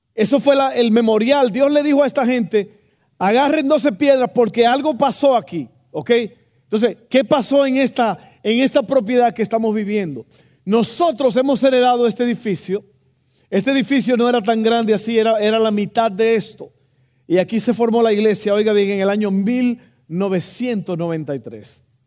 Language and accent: Spanish; Santo Domingo, Dominican Republic; also born or lived in Texas; now in United States; cuando yo estaba creciendo allá en Santo Domingo